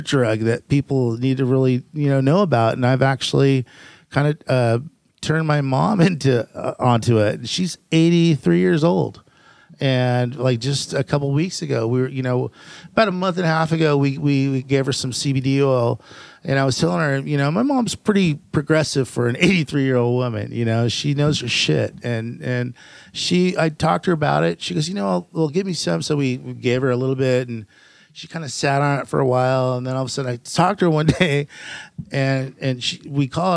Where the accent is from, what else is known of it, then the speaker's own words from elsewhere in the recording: Fountain Valley, California, United States; also born or lived in Downey, California / Norwalk, California; I was born in pretty much raised in Fountain Valley.